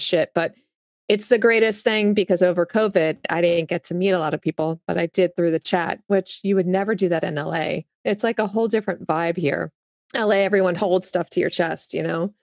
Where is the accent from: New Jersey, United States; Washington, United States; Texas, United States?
New Jersey, United States; accent: Jersey; moved away as an adult; also born or lived in Augusta, Georgia / San Diego / Los Angeles; now in Nashville, United States; Yes, Jersey. I grew up in Jersey